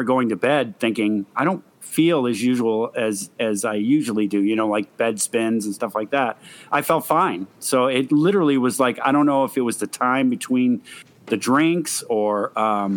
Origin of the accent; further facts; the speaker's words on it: New Hampshire, United States; moved away; I'm originally from New Hampshire